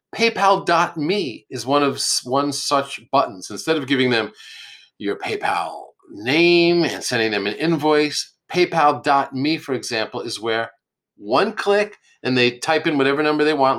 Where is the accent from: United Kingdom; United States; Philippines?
United States; Yonkers, New York; also born or lived in Manhattan, New York; I was born and raised in um, Yonkers, New York, but born in Manhattan